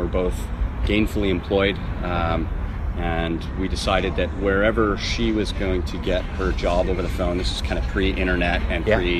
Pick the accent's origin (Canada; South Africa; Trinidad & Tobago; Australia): Canada; now in Kansas City, United States; I am a Canadian citizen, and I can go home.